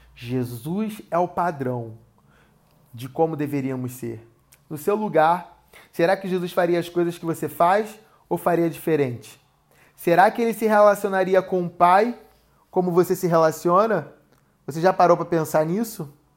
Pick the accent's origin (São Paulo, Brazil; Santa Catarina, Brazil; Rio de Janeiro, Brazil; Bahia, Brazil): Rio de Janeiro, Brazil; Eu sou da cidade do Rio de Janeiro, numa região que se chama Recreio dos Bandeirantes